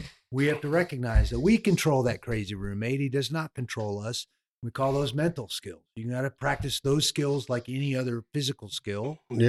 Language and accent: English; Oregon, United States; The Nogueira fight in Oregon, in my hometown.